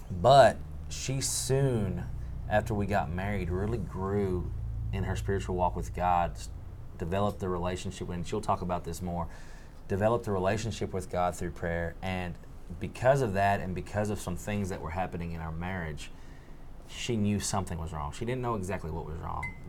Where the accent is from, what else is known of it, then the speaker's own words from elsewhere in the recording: Pietermaritzburg, KwaZulu-Natal, South Africa; born there; I was born in Pietermaritzburg.